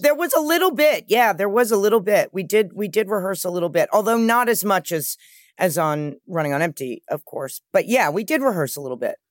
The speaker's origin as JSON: {"language": "English", "town": "New York City", "region": "New York", "country": "United States", "tie": "born or raised there", "said": "I grew up with my mother in New York"}